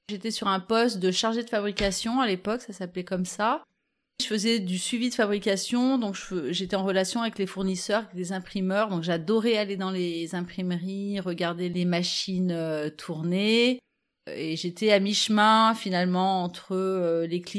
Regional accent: Vif, Auvergne-Rhône-Alpes, France; Quand j'étais enfant, alors bon, moi j'ai grandi à Vif.

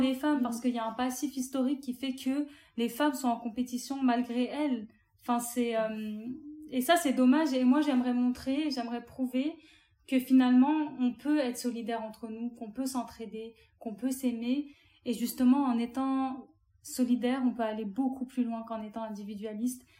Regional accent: France; je suis algérienne, mes parents sont tous les deux algériens. Je suis née en France

